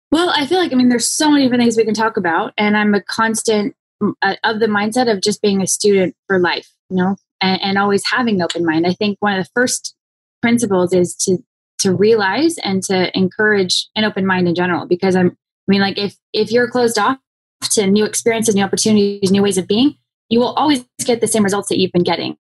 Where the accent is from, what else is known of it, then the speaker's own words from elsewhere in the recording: Phoenix, Arizona, United States; I grew up in Phoenix, Arizona.